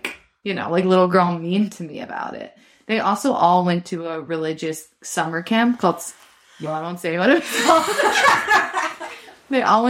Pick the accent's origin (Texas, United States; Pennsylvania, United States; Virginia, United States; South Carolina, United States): Texas, United States; Dallas; now in New York, United States; my experience in Texas was that my parents are from New York and moved to Texas.